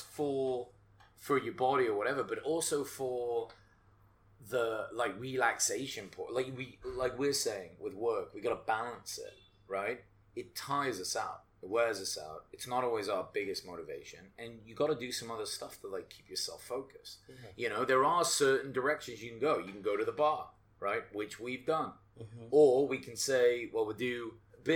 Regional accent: England, United Kingdom; moved away

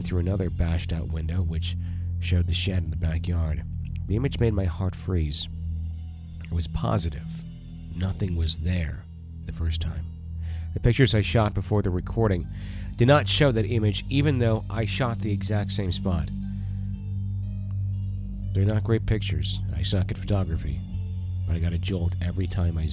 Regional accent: Wisconsin, United States; I grew up in Wisconsin.

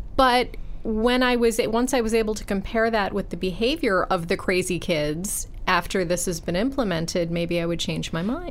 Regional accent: Buffalo, New York, United States; I grew up in Buffalo

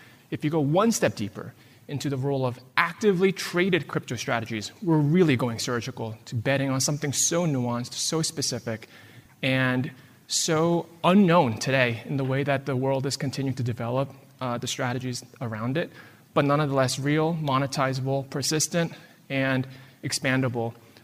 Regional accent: United States

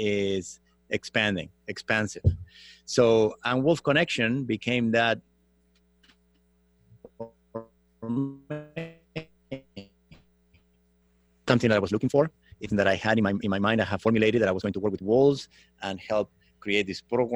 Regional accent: Argentina; moved away as an adult; now in Los Angeles, United States; I grew up in Argentina from Italian descent

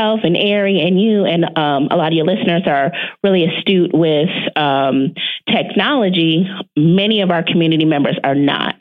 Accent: near Detroit, Michigan, United States; a major city like Detroit, which is near my hometown

